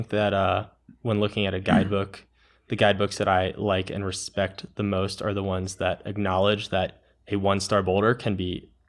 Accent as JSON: {"language": "English", "region": "Maryland", "country": "United States", "said": "I'm from Maryland, and we just have horrible, horrible choss all over the place."}